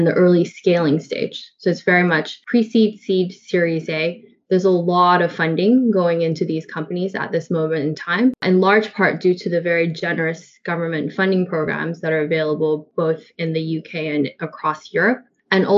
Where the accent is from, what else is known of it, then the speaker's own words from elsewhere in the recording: Canada; moved away; I'm actually Canadian, in case you're wondering where the accent is from